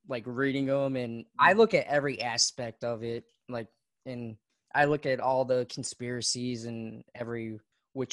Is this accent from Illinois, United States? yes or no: no; Tennessee, United States; We're from Tennessee